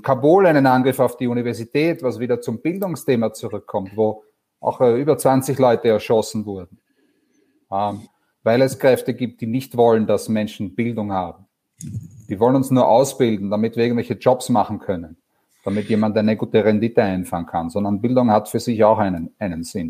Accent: Vienna, Austria; moved away; ich bin ursprünglich aus Wien, das hört man vielleicht

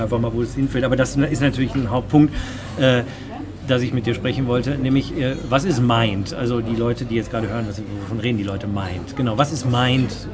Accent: Germany; als Deutscher

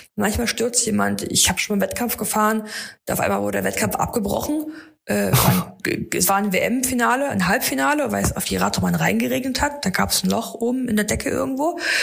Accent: Erfurt, Thuringia, Germany; ich liebe meine Heimatstadt, ich bin total gerne in Erfurt

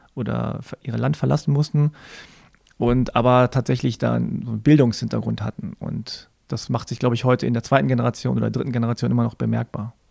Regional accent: Germany; Ich bin in Deutschland geboren und hier aufgewachsen, aber ich war immer Ausländer.

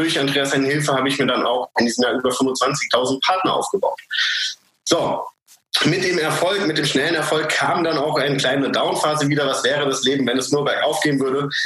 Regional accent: Frankfurt, Hesse, Germany; moved away as an adult; now in Tyrol, Austria; Ich komme ursprünglich aus Frankfurt. Das ist ähm, in Deutschland und lebe aber mittlerweile seit acht Jahren in, äh, in Österreich, in Tirol.

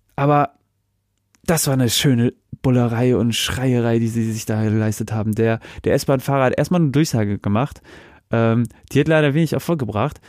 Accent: Northern Germany, Germany; now in Hesse, Germany; als Kind, ich komme ja auch aus dem Norden

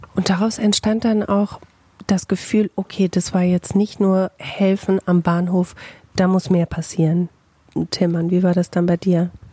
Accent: Bielefeld, North Rhine-Westphalia, Germany

